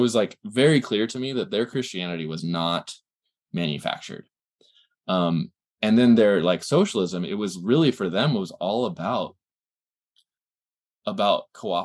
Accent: California, United States; I'm from California. I'm from the US

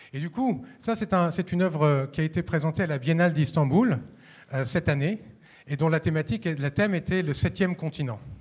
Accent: Paris, Île-de-France, France; ici à Lyon, mais je suis parisien

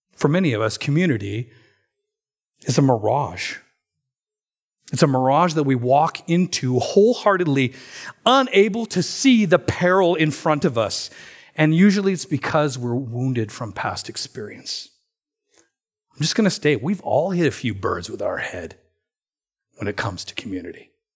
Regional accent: Alberta, Canada; Now, I'm from Alberta.

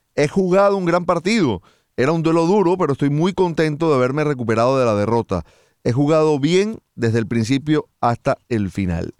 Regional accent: Venezuela; como venezolano

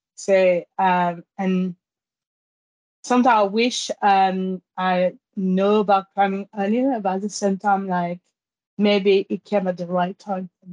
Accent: Guadeloupe; English is a second language; also born or lived in Pointe-à-Pitre, Guadeloupe / Paris, France / Germany; now in London, United Kingdom; I grew up in a small island called Marie Galante, and I lived there with my grandparents.

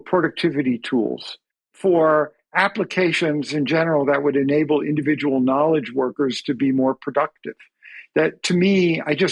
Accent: Long Island, New York, United States; I grew up on Long Island

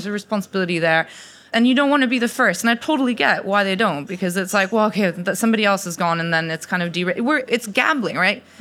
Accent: Mexico; also born or lived in United States; now in Oxford, United Kingdom; I'm Mexican, by the way, I'm not American

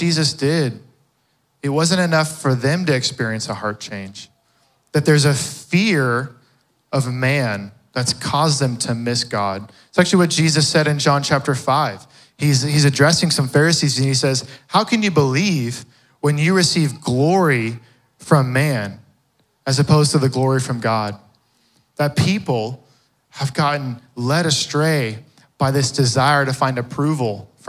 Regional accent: Fort Worth, Texas, United States; I grew up in the west side of Fort Worth

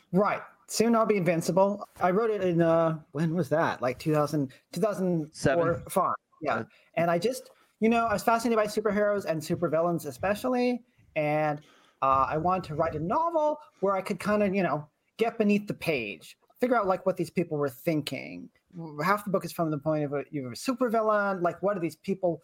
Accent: Lexington, Massachusetts, United States; I'm from Lexington

